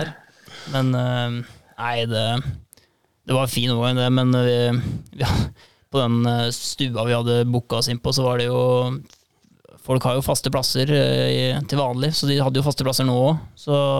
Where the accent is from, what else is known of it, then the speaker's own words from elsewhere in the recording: Indre Østfold, Norway; Jeg kommer fra Indre Østfold